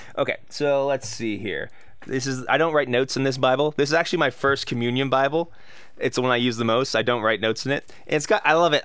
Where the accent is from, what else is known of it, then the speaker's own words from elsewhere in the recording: United States; I'm American